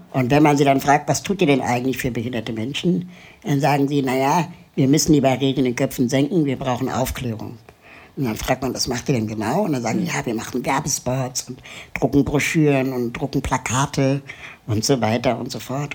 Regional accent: Germany; also born or lived in Lima, Peru; Mein Vater ist Peruaner, meine Mutter ist Deutsche.

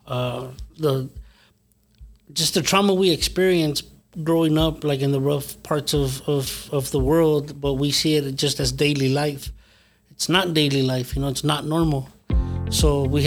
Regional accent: Los Angeles, California, United States; moved away; I'm born and raised in Los Angeles

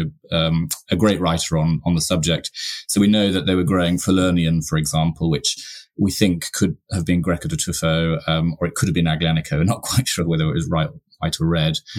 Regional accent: York, Yorkshire and the Humber, United Kingdom; Yorkshire. I was born in York. I was brought up on the moors.

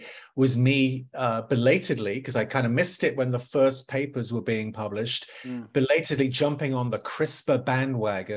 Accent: London, United Kingdom; moved away as an adult; also born or lived in Watford; now in Washington, D.C., United States; born and raised in Northwest London

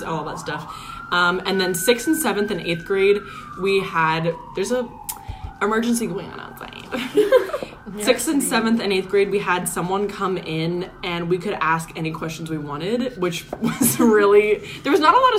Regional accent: California, United States; I'm from California

